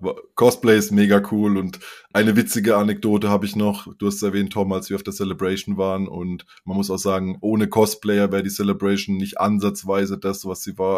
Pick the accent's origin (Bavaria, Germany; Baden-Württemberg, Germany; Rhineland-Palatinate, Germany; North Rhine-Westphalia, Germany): Baden-Württemberg, Germany; near Karlsruhe; ich komme eben aus der Nähe von Karlsruhe und da ist Fasching auch groß bei uns